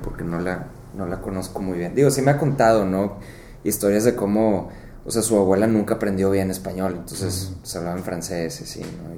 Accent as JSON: {"language": "Spanish", "town": "Monterrey", "region": "Nuevo León", "country": "Mexico", "tie": "born or raised there", "also_born_or_lived": "McAllen, Texas", "moved": "yes", "said": "nací aquí en Monterrey"}